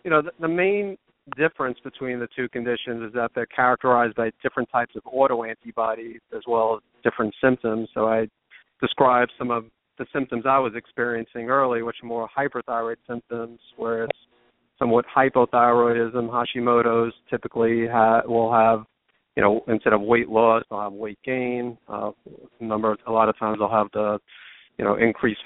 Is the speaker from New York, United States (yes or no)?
yes; New York area, United States; moved away; also born or lived in the South (US); originally from the New York area